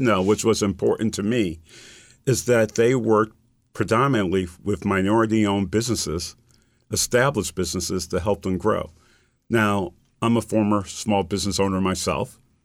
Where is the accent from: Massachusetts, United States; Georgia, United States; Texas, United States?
Massachusetts, United States; Springfield; I grew up in Springfield, Massachusetts.